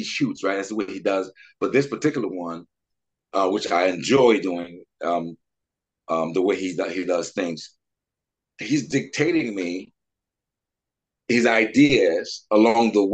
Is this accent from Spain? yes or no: no; Montreal, Quebec, Canada; now in Vancouver, Canada; We're from Montreal, but we met out here in Vancouver about 20 years ago.